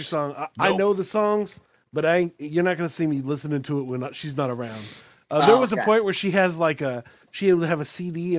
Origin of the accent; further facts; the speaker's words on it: Austin, Texas, United States; I grew up in Austin